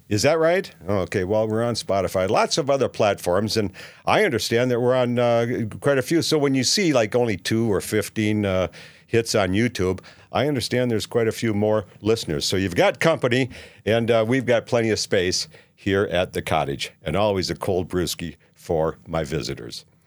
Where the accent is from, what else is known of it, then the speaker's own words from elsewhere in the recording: Minneapolis, Minnesota, United States; now in Saint George, United States; I'm from Minneapolis